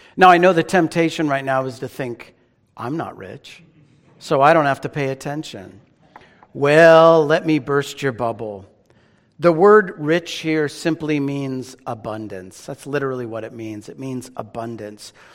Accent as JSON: {"language": "English", "town": "Phoenix", "region": "Arizona", "country": "United States", "tie": "born or raised there", "also_born_or_lived": "Pasadena, California / Northridge, California", "moved": "yes", "lives_now": "Redlands, United States", "said": "I was born in Pasadena. Grew up in Phoenix."}